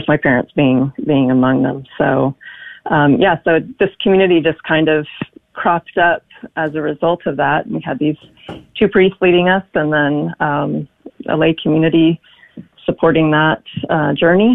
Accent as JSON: {"language": "English", "region": "Texas", "country": "United States", "tie": "born or raised there", "moved": "yes", "lives_now": "Connecticut, United States", "said": "growing up in Texas"}